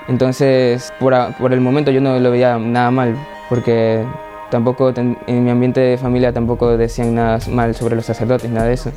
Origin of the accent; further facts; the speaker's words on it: Ecuador; Soy de Ecuador